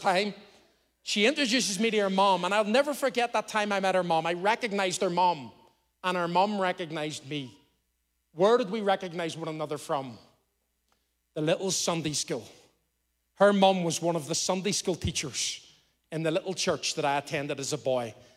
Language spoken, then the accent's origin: English; Belfast, Northern Ireland, United Kingdom; now in Lisburn, United Kingdom; I was brought up in Belfast, and I'm a Belfast boy